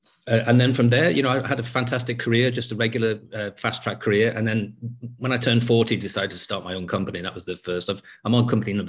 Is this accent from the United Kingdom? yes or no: yes; England, United Kingdom; also born or lived in North Wales; I was living in a place where the English weren't welcome anymore. And being English in that place was, you know, like having a sort of target on my back.